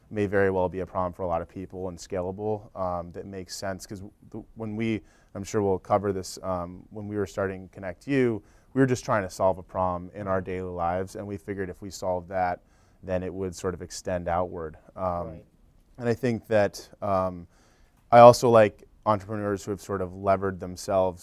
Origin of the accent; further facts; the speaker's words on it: Northeast, United States; We're sort of from the Northeast. We have a network there, friends and family